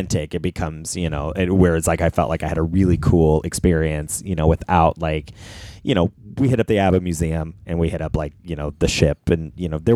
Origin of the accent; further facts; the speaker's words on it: California, United States; we're from California